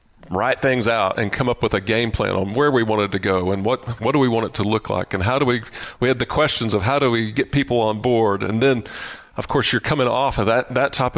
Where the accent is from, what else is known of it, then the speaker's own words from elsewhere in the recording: Lubbock, Texas, United States; moved away as an adult; I was from Lubbock and had the opportunity to move back and work with them